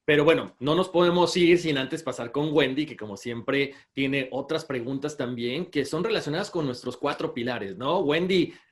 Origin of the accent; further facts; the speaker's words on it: Oaxaca, Mexico; soy de Oaxaca